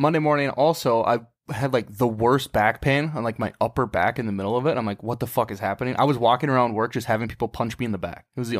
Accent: United States; So I grew up on the Mississippi River

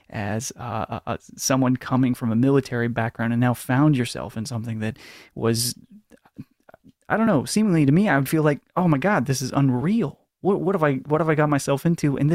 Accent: La Grande, Oregon, United States; born or raised there

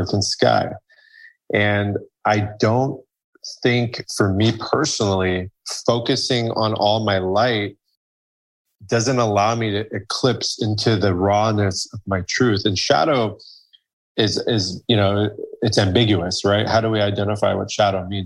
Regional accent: Iran; Iran, my home country

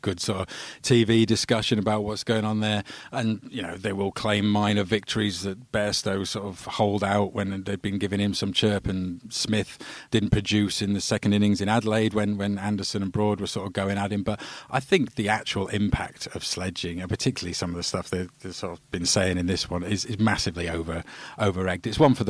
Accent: England, United Kingdom; as an Englishman

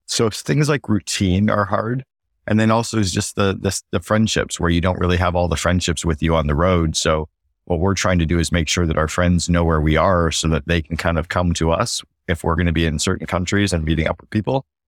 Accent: Canada; now in Barbados; as a Canadian

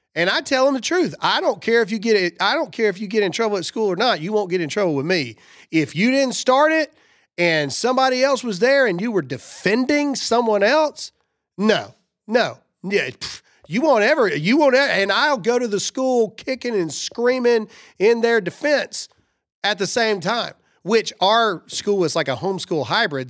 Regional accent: the South, United States; I'm from the South

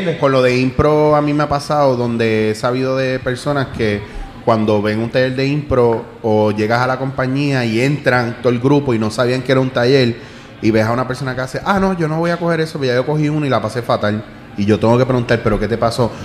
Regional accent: Puerto Rico; como puertorriqueño

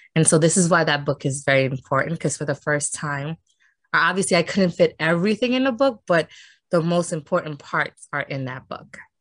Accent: New York City, New York, United States; I grew up uh, in Harlem, and I am from New York City

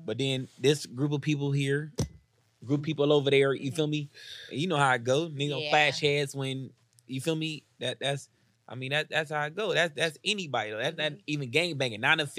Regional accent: Atlanta, Georgia, United States; I'm from South Atlanta, Georgia, like, you feel me? So I was born in this shit

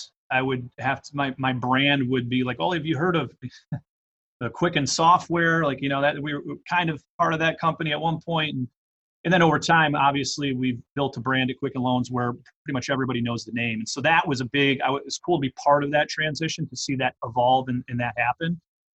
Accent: Detroit, Michigan, United States; I grew up in Metro Detroit

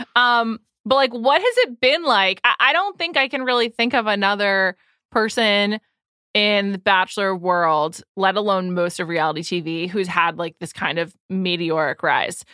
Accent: New York City, New York, United States; I'm from the Upper West Side

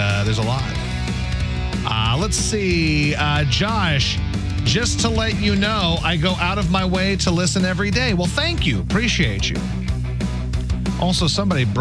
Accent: Poplar Bluff, Missouri, United States; moved away; Poplar Bluff, Missouri, my hometown, my people.

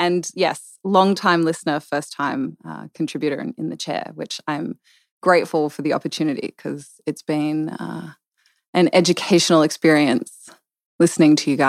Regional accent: Australia; moved away; I am. I'm originally from Australia. From my dad was in the military, so a little bit all over down there, all over down under.

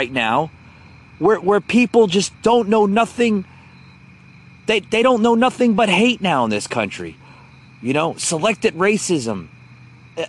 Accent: United States; I have rights as an American citizen

